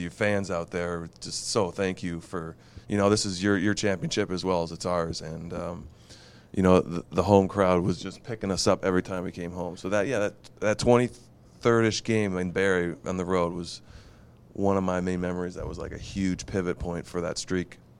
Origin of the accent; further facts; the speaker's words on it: United States; I'm, I'm an American, but I'm also dual citizen